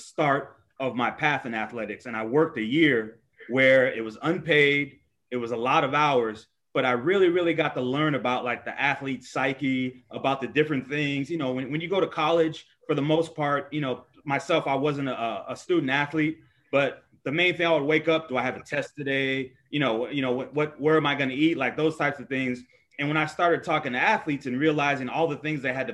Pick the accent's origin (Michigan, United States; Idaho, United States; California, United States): California, United States; Los Angeles; also born or lived in New Jersey; I moved to LA when I was 3. So I was basically raised, most of my life has been in LA. So I'm a LA kid for the most part